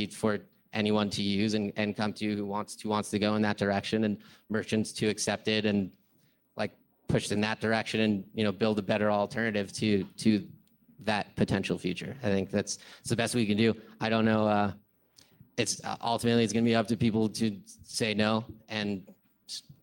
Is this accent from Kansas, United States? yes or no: no; California, United States; I'm from California